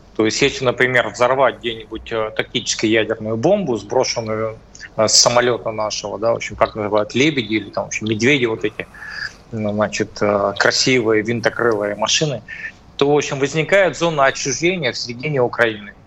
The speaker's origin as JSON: {"language": "Russian", "region": "Cis-Urals", "country": "Russia", "said": "я из Придуралья, да, значит, э, Урал, наверное, более суровый"}